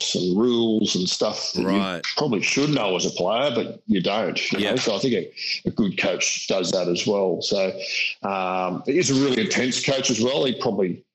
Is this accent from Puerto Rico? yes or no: no; Queensland, Australia; any country kid growing up in Queensland